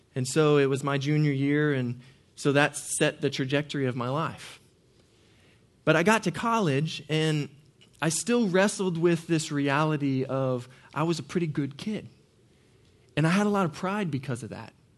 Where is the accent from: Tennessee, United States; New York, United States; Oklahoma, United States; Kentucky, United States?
Oklahoma, United States; Norman; I grew up in Norman, Oklahoma